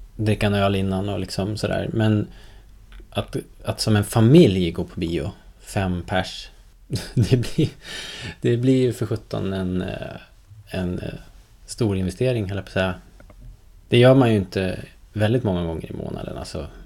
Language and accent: Swedish; Sweden; som svensk